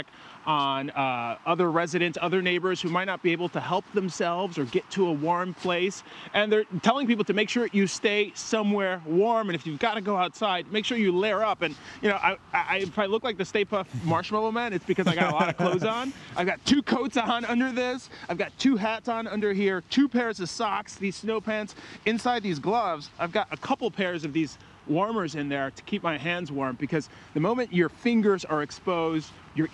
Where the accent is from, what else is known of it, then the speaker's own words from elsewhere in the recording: Midwest, United States; the hardiest of Midwesterners like you, like me